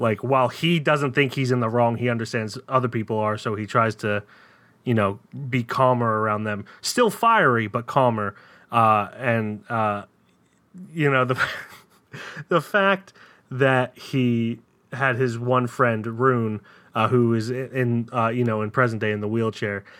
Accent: United States; I'm an American

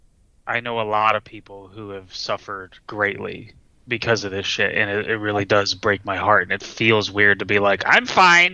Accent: United States; I'm an American

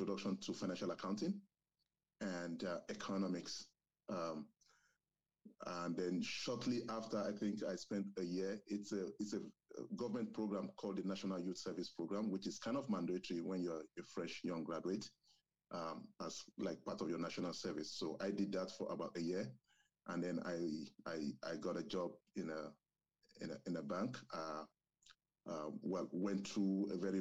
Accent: southwestern Nigeria, Nigeria; first language Yoruba; English is a second language; moved away as an adult; now in Canada; I also speak my native language, which is Yoruba. We are from southwestern Nigeria.

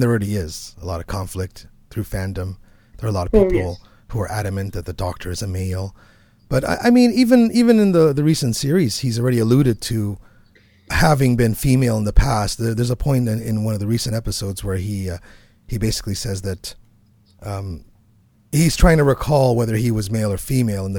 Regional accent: Canada; I'm a Canadian

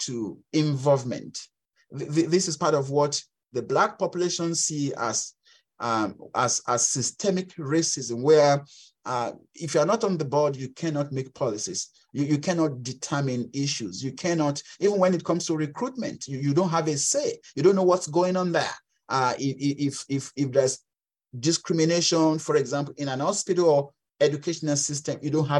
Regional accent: Western Nigeria, Nigeria; English is a second language; moved away as an adult; now in Canada; in Western Nigeria, where I grew up

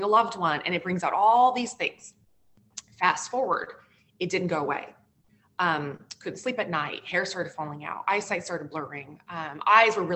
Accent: the West, United States; moved away as an adult; also born or lived in New York City; now in New Jersey, United States; growing up in the West

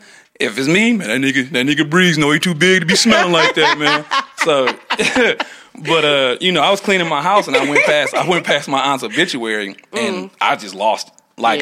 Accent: Benton Harbor, Michigan, United States; now in Lansing, United States; I grew up in Benton Harbor.

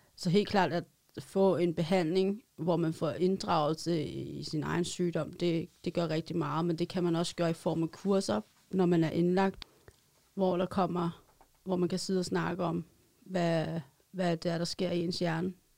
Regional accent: Roskilde, Zealand, Denmark; Jeg er sælger for Hus og kommer fra Roskilde

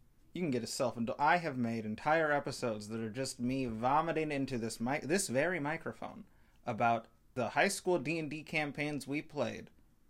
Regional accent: Midwest, United States; also born or lived in Indiana; I'm from the Midwest and I live in Indiana

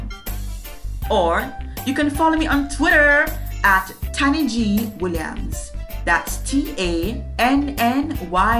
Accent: Jamaica; I am from the Caribbean island of Jamaica.

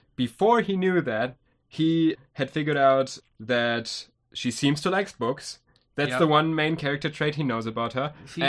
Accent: Germany; we're from Germany.

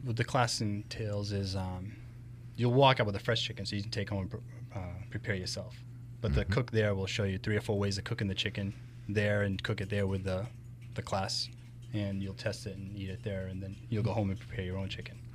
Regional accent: Rochester, United States; being raised, I was originally from Rochester

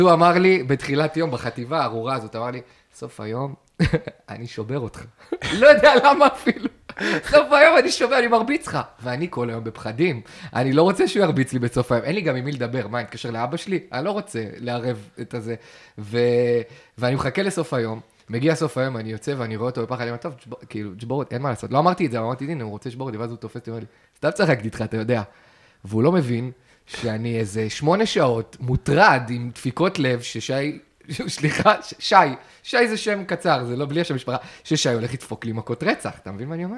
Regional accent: Kiryat Ata, Haifa District, Israel; also born or lived in England; אני הייתי באזור יחסית סדר, ויש אזורים פגרים ב, בקריית אתא.

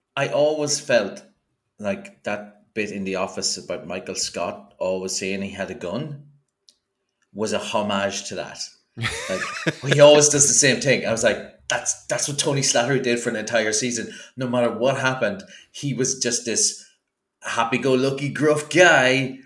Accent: Ireland; as an Irish person

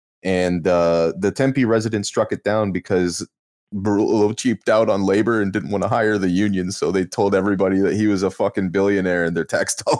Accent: Canada; Well, I'm Canadian.

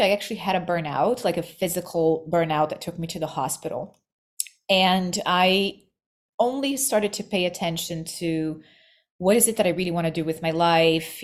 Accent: Rio de Janeiro, Brazil; moved away as an adult; also born or lived in New York; I was born in Rio, in Brazil, and New York. I moved to New York as a young adult.

